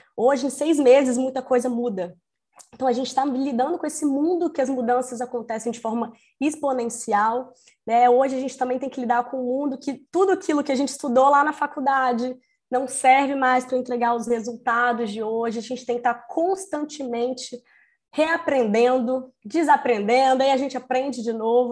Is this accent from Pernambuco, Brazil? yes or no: no; Espírito Santo, Brazil; accent: capixaba; now in Rio de Janeiro, Brazil; sou capixaba, né? Como uma boa capixaba, vou começar falando assim: ei